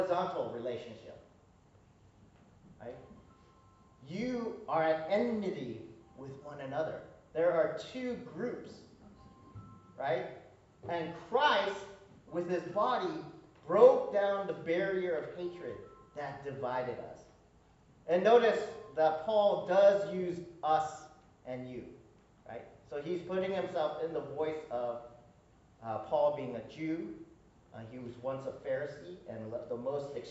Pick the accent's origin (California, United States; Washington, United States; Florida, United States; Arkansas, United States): Washington, United States; Seattle; also born or lived in Hawaii; I'm from Seattle.